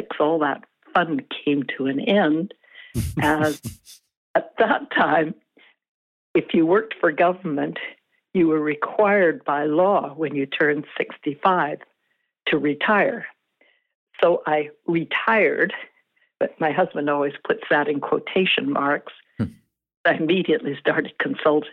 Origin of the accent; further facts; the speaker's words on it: Vancouver, British Columbia, Canada; the city that I grew up